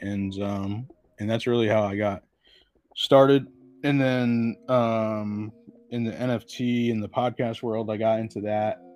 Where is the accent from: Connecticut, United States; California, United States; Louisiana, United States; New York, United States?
Connecticut, United States; I'm from Connecticut